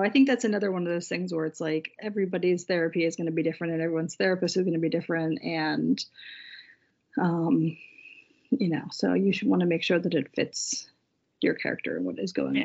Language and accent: English; United States; we are both American